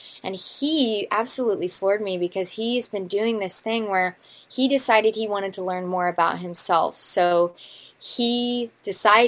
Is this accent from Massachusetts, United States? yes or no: no; Missouri, United States; I'm from Missouri